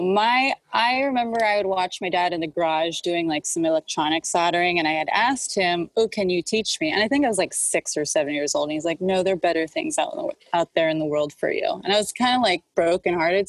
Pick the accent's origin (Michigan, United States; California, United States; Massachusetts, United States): California, United States; Los Angeles; also born or lived in Dallas; I grew up in Hollywood